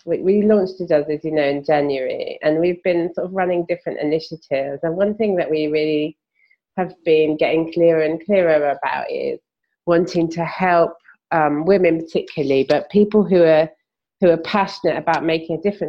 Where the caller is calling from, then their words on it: London, United Kingdom; I'm podcasting from London, in the UK.